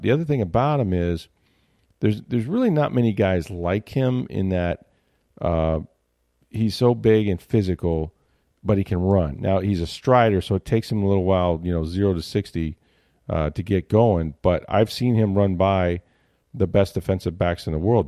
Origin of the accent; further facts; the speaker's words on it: Tampa, Florida, United States; I grew up in Tampa Bay, so when I was a kid, uh, the Bucks weren't even here